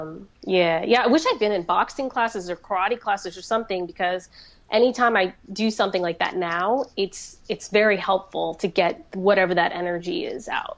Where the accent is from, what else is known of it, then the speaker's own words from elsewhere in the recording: Florida, United States; the community I grew up around in Florida